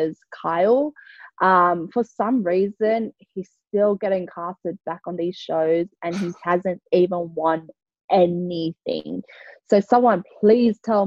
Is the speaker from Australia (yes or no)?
yes; Sydney, New South Wales, Australia; moved away as an adult; now in Kansas, United States; I'm from Sydney